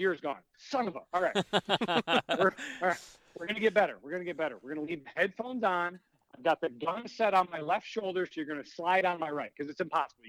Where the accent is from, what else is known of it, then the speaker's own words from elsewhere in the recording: Michigan, United States; we're from Michigan.